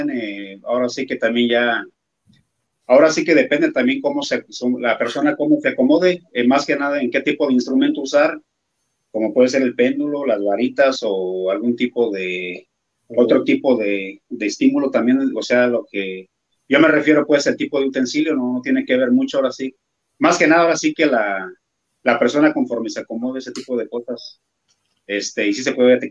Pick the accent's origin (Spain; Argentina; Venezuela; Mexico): Mexico; Salamanca, Guanajuato; somos de aquí de Salamanca, Guanajuato.